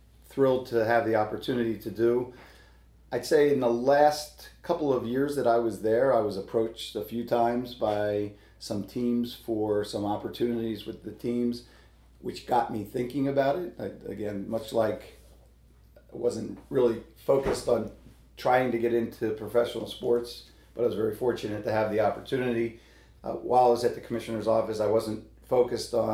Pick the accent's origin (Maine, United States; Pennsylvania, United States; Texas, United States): Pennsylvania, United States; Philadelphia; also born or lived in New York; now in Pittsburgh, United States; I was born and raised in Philadelphia.